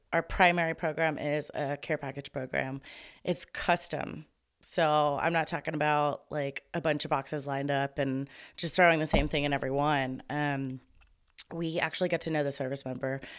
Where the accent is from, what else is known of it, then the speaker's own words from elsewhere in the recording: Tomball, Texas, United States; am born and raised in Tomball, Texas